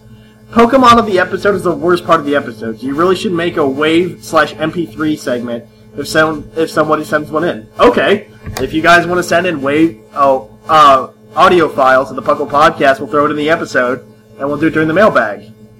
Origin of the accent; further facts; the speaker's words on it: Australia; I'm from Australia.